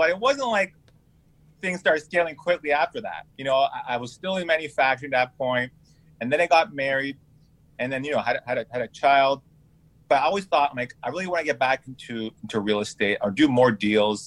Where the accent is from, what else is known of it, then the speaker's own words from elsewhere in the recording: Toronto, Ontario, Canada; moved away as an adult; now in California, United States; I was born and raised in Toronto, pretty much lived there most of my life.